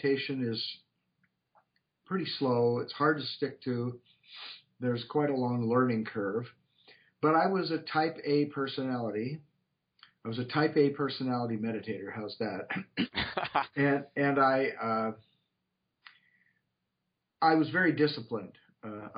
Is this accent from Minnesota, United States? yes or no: no; Portland, Oregon, United States; I grew up in Portland, Oregon